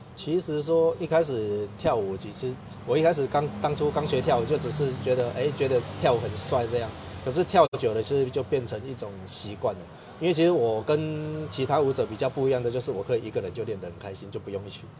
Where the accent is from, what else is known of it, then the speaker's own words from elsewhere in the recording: Kaohsiung, Taiwan; 因为我们新庄里其实很多地方，因为像我是从小在那边出生到长大，所以看到很多问题需要改进的